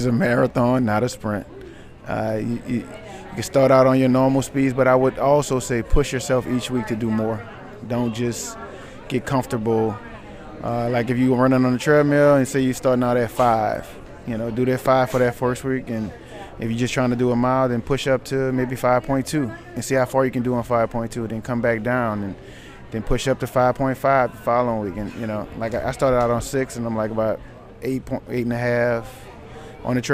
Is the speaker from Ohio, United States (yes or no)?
no; New Orleans, Louisiana, United States; Right here in New Orleans, Louisiana, out of the 7 Ward, right here